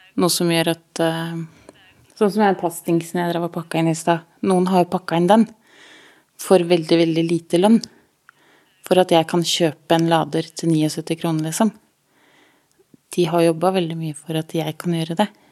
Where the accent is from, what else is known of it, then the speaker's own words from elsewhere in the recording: Norway; Jeg er født i Norge